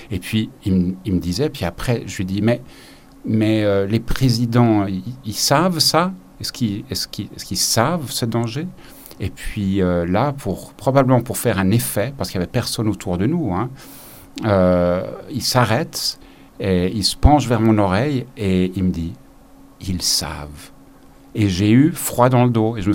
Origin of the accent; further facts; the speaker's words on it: Zimbabwe; now in Geneva, Switzerland; j'ai passé une partie de mon enfance au Zimbabwe et euh, les week-ends et les vacances étaient passés euh, à une activité qui était aller dans les parcs naturels et regarder la faune et la nature.